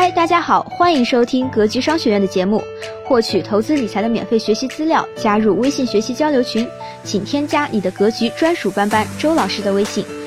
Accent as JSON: {"language": "Chinese", "region": "Hebei", "country": "China", "tie": "born or raised there", "moved": "yes", "said": "我老家河北"}